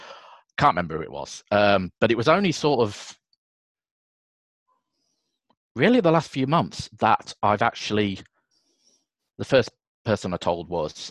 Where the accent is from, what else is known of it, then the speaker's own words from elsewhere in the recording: Yorkshire and the Humber, United Kingdom; also born or lived in Scarborough; So I grew up, I was originally born in Scarborough, North Yorkshire, grew up around sort of the Bradford, Doncaster area.